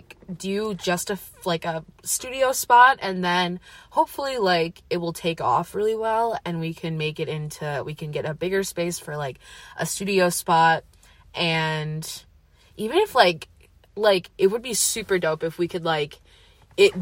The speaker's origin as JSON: {"language": "English", "town": "Eau Claire", "region": "Wisconsin", "country": "United States", "tie": "born or raised there", "also_born_or_lived": "Madison, Wisconsin / Menomonie, Wisconsin", "said": "I'm also from Eau Claire, Wisconsin. I've lived there most of my life. I was born in Madison, Wisconsin, lived there for 5 years, but truly an Eau Claire native."}